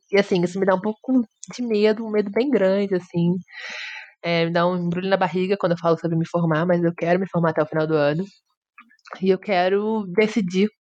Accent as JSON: {"language": "Portuguese", "region": "Rio de Janeiro", "country": "Brazil", "said": "Eu sou do Rio"}